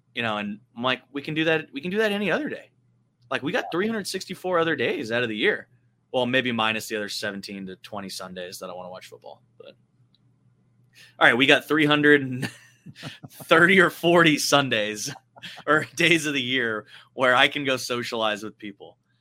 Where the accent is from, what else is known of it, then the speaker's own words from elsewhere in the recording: West Coast, United States; now in Texas, United States; growing up on the West Coast